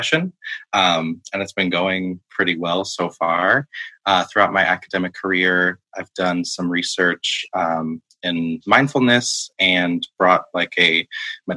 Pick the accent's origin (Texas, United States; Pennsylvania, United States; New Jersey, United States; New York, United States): New York, United States; Long Island; moved away as an adult; now in Rhode Island, United States; I'm from Long Island, New York.